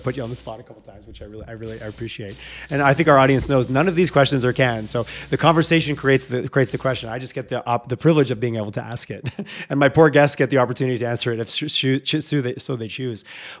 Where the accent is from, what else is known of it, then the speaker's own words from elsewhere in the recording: Quebec, Canada; moved away as an adult; now in Alberta, Canada; growing up in Quebec, moved here.